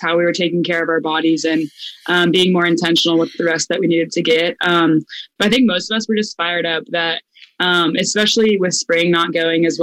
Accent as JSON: {"language": "English", "town": "Tampa", "region": "Florida", "country": "United States", "moved": "as an adult", "lives_now": "Orlando, United States", "said": "I'm from Tampa."}